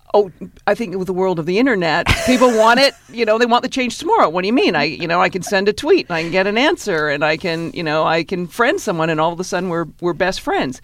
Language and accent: English; Victoria, British Columbia, Canada; moved away as an adult; now in New York, United States; I grew up in Victoria, British Columbia